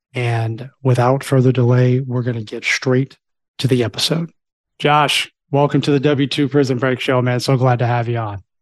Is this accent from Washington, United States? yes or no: no; Florida, United States; I grew up in Florida, too